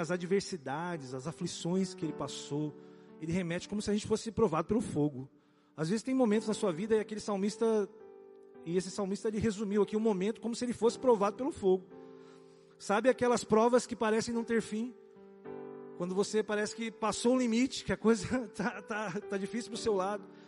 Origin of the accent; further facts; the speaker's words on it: Brazil; nós somos brasileiros